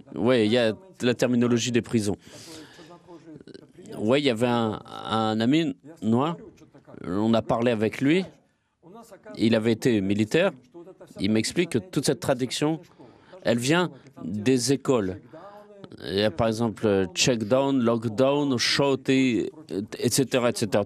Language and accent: French; Russia; Je suis fier que je suis russe